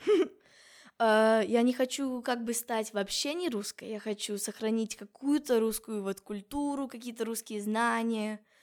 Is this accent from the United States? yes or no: yes; California, United States; Russian is a second language; now in Russia; я еще из Калифорнии, а там Лос-Анджелес